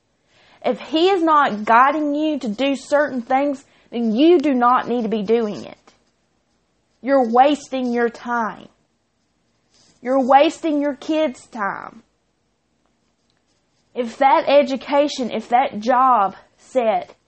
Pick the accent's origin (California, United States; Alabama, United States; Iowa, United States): Alabama, United States; Chilton County; I'm from Chilton County